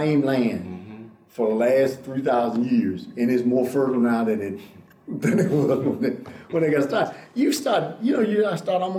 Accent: United States; also born or lived in Pakistan; I'm from the United States

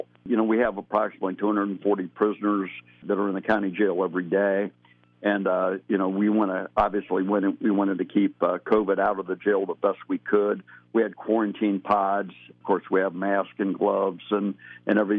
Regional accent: Mansfield, Ohio, United States; also born or lived in Phoenix, Arizona; I was born and raised in Mansfield.

